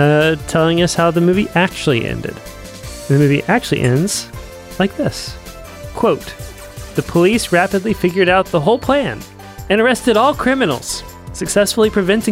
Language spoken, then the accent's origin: English; United States; I'm happy that I'm an American